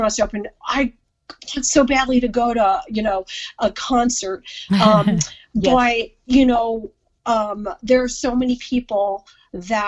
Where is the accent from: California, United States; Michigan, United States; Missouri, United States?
Missouri, United States; moved away; my home state, Missouri